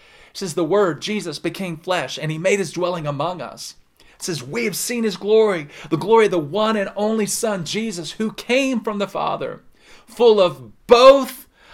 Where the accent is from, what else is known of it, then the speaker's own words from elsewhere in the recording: the South, United States; I'm from the South.